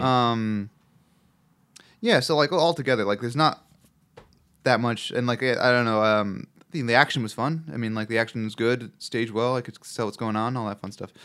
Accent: Chicago, Illinois, United States; accent: Chicago; my Chicago accent

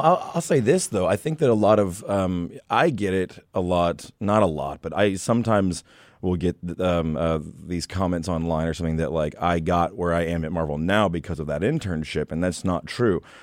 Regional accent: Texas, United States; moved away as an adult; also born or lived in Queens, New York; now in New York, United States; I'm not from here. I'm from Texas

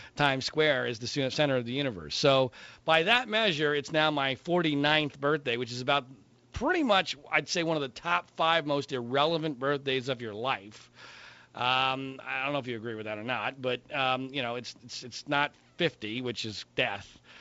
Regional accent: Heidelberg, Baden-Württemberg, Germany; now in Southern California, United States; I was born in Heidelberg, Germany

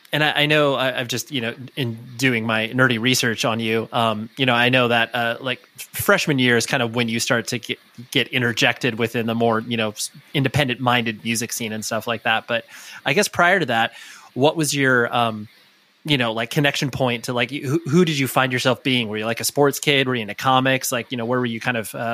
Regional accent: Southern California, United States; born or raised there; also born or lived in Orange County / Newport Beach

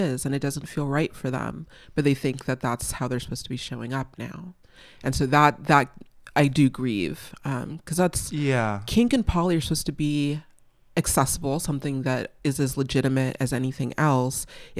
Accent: California, United States; I mean, I'm a Valley girl. Like, I grew up in the Valley. I went to UC Santa Barbara.

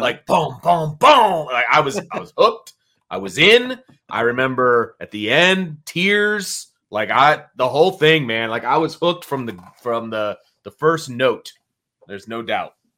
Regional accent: Elkhart, Indiana, United States; also born or lived in Bristol, Indiana; I grew up in Elkhart

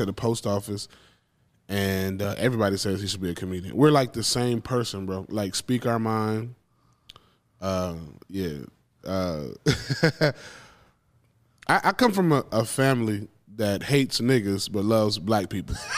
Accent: Macon, Georgia, United States; moved away as an adult; now in Austin, United States; I was raised in Macon, Georgia

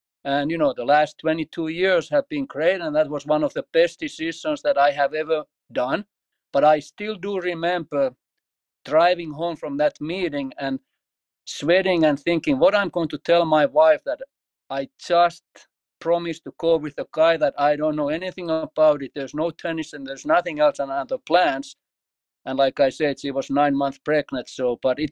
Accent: Finland; moved away as an adult; also born or lived in Martin, Tennessee / Washington, D.C.; now in United States; I grew up in Finland

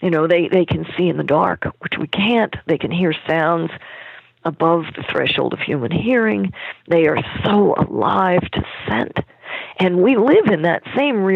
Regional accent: Germany; I was born in Germany

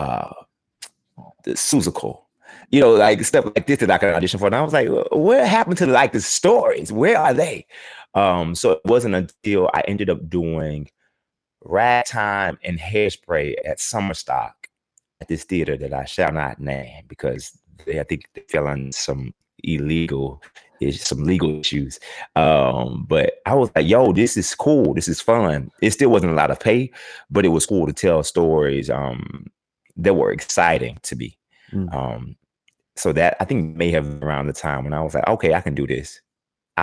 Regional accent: Houston, Texas, United States; I'm originally from Houston, Texas, the southeast side of Houston

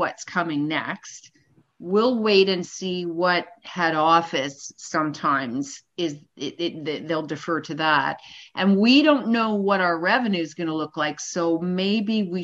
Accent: Canada; as a Canadian born and raised

